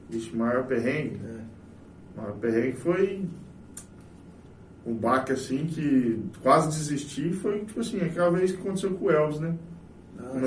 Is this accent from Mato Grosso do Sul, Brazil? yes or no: yes; Itaporã, Mato Grosso do Sul, Brazil; E sou nascido e criado aqui em Itaporã.